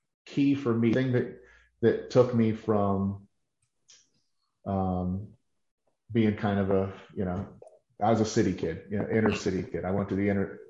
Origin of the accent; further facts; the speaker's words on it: Pittsburgh, Pennsylvania, United States; born and raised in Pittsburgh